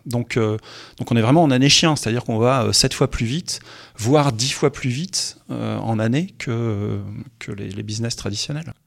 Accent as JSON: {"language": "French", "town": "Roubaix", "region": "Hauts-de-France", "country": "France", "tie": "born or raised there", "said": "je suis un gars du Nord, je suis né à Roubaix"}